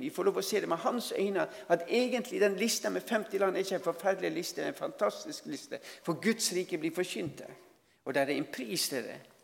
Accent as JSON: {"language": "Norwegian", "country": "Norway"}